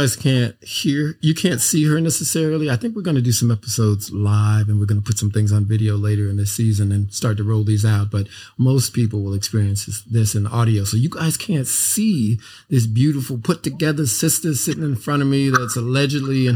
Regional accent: Los Angeles, California, United States; We both grew up in South Central

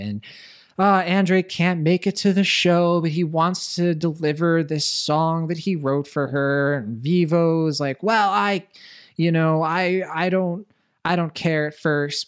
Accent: Puerto Rico; I'm from Puerto Rico

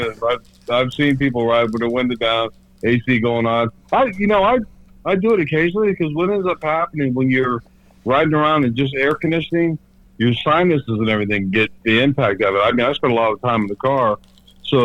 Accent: Florida, United States; also born or lived in Los Angeles, California; I was like 5 years old when I moved to Florida.

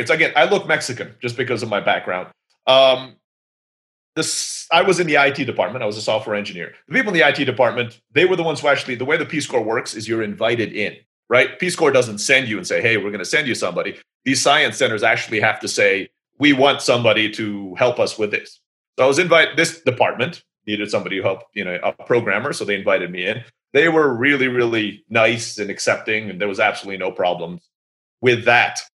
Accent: Turkey; So my mom is from the Philippines, my dad's from the US, but grew up in Africa, and I'm growing up in Turkey, right?

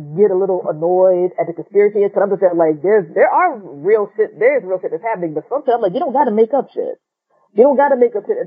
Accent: United States; being an American

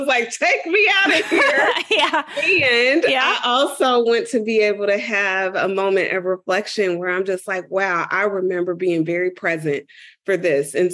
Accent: Dayton, Ohio, United States; moved away; I'm originally from Dayton, Ohio

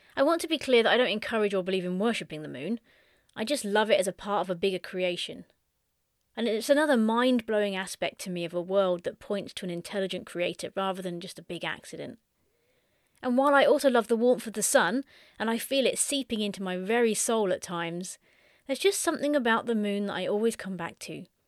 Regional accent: Suffolk, East of England, United Kingdom; I spent my latter teen years growing up in Suffolk, which is the big bump on the lower right side of the U K.

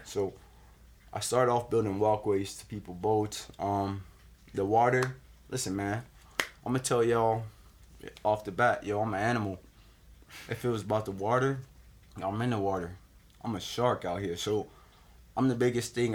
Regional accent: West Palm Beach, Florida, United States; I grew up downtown West Palm Beach

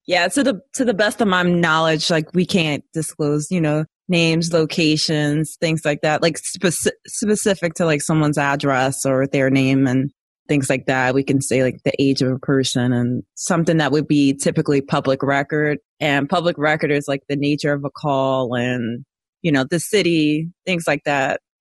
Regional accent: Philadelphia, Pennsylvania, United States; now in Florida, United States; I'm from West Philadelphia, born and raised

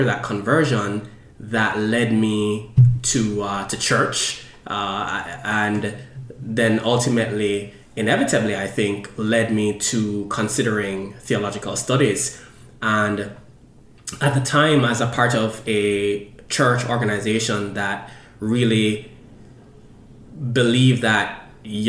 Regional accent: Jamaica; now in Philadelphia, United States; I was born in Jamaica, and most of my childhood was spent with my two siblings

